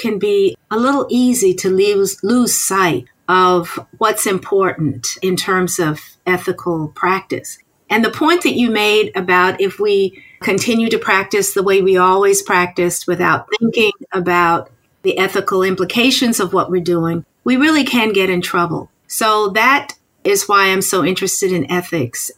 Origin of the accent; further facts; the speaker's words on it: North Carolina, United States; moved away as an adult; now in South Carolina, United States; I'm originally from North Carolina